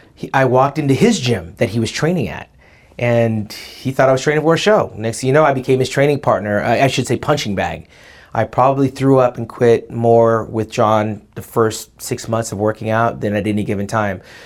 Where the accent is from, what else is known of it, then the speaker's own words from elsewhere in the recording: Orange County, California, United States; I come from Lily White, Orange County.